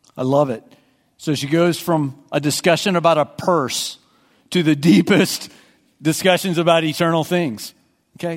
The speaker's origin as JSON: {"language": "English", "region": "Texas", "country": "United States", "tie": "born or raised there", "said": "I grew up in Texas"}